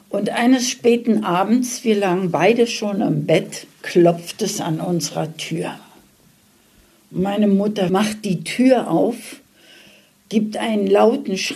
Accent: Berlin, Germany; born there; Geboren bin ich in Berlin und zwar am 11.08.1938.

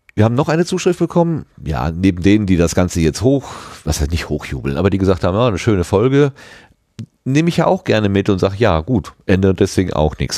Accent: Ruhr area, North Rhine-Westphalia, Germany; bin so ein Kind des Ruhrgebiets

